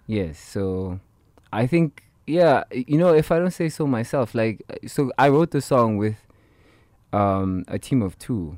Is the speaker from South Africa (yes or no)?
yes; Soweto, Gauteng, South Africa; growing up in Soweto